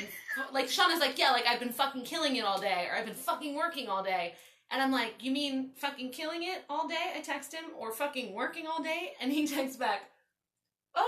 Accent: Baltimore, Maryland, United States; moved away as an adult; now in California, United States; I grew up in Baltimore

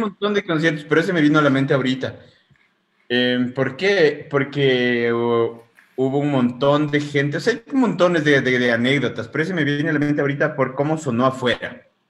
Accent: Ecuador; nos definan como mestizos ecuatorianos

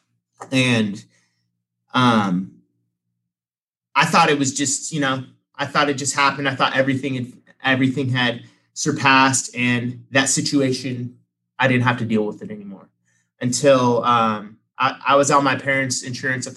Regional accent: Sacramento, California, United States; also born or lived in San Diego; I grew up in the Sacramento area

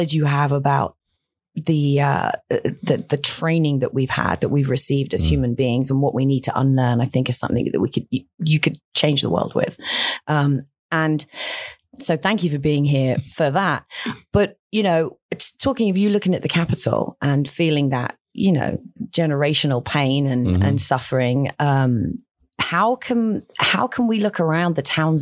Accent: United Kingdom; now in Austin, United States; I'm from Great Britain

